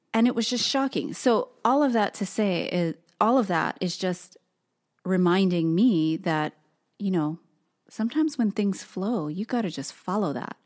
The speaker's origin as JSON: {"language": "English", "region": "Hawaii", "country": "United States", "tie": "born or raised there", "moved": "as an adult", "lives_now": "Portland, United States", "said": "Tosin and I were both born and raised in Hawaii"}